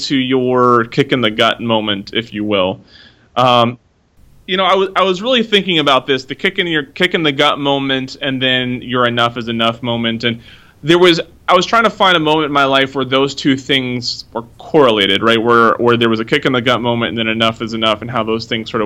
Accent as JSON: {"language": "English", "town": "Oak Harbor", "region": "Washington", "country": "United States", "tie": "born or raised there", "moved": "yes", "lives_now": "Washington, D.C., United States", "said": "I grew up in Oak Harbor, Washington, little Navy town, just north of Seattle."}